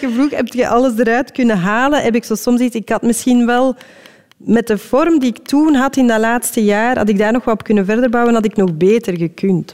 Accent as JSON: {"language": "Dutch", "country": "Belgium", "said": "als Belg"}